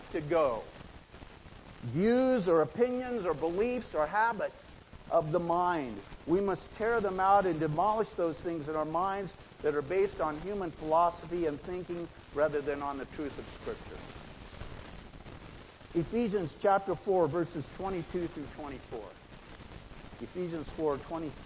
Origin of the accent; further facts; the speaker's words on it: Idaho, United States; moved away; I grew up in Idaho